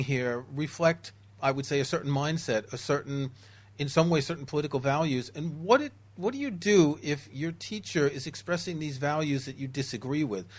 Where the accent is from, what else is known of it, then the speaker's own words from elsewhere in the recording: New York City, New York, United States; moved away; I grew up in New York City, where back in the day we would often have a couple feet of snow and very, very hot summers